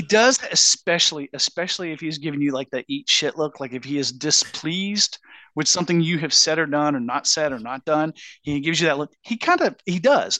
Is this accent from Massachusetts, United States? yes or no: no; Georgia, United States; we grew up in Georgia